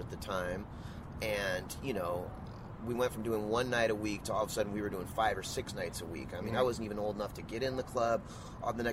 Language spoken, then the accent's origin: English; Southern California, United States; I grew up in Southern California. You know, I was born and raised here